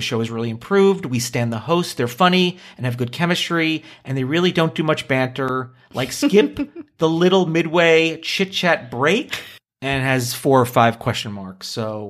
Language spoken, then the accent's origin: English; Canada; As a Canadian, I say the same thing.